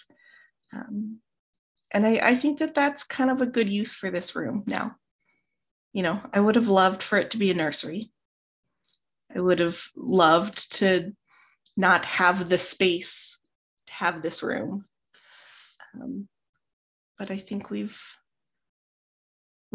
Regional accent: Midwest, United States; I'm from the Midwest.

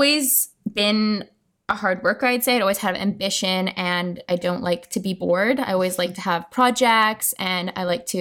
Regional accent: Vancouver Island, British Columbia, Canada; moved away as an adult; also born or lived in Toronto; now in Rome, Italy; I was born and raised on Vancouver Island, and I moved to Toronto to do my post-grad

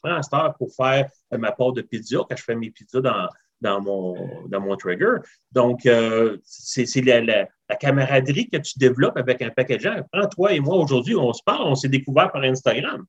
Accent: Rivière-du-Loup, Quebec, Canada; moved away as an adult; also born or lived in Northern Ontario; now in Ontario, Canada; je suis originaire de Rivière-du-Loup, Québec. OK. Euh, grandi là jusqu'à l'âge de 20 ans. Et puis après ça, je me suis emmené en Ontario.

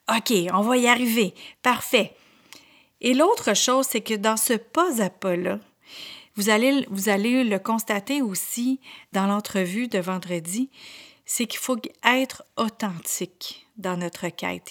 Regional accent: Quebec, Canada; accent: Québécois; j'étais vraiment très, très, très à la québécoise avec autant mon accent qu'avec mes expressions

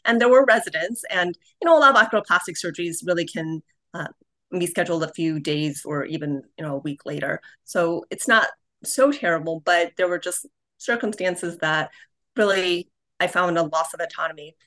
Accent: Cleveland, Ohio, United States; Cleveland, which is actually my hometown. That's where I grew up

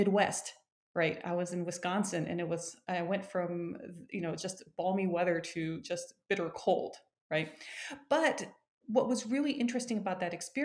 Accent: Japan; now in United States; I was born and raised in Japan

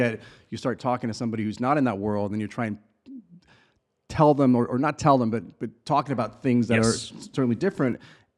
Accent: England, United Kingdom; also born or lived in Chile / Belize; now in United States; I've lived in four different countries, right? So I was born in South America in Chile, spent a lot of my childhood in England, in Europe, obviously here in the US. Then I lived in a little island in Belize for a couple of years

